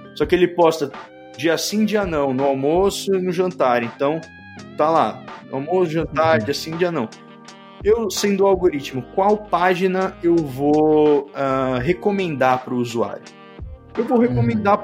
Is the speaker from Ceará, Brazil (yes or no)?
no; São Paulo, Brazil; Eu sou de São Paulo